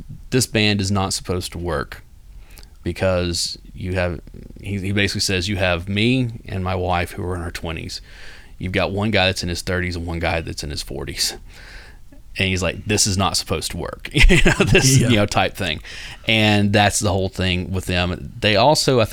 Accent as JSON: {"language": "English", "town": "Nashville", "region": "Tennessee", "country": "United States", "tie": "born or raised there", "said": "when Dave and I were growing up in Nashville, back in the late 80s into the very early 90s"}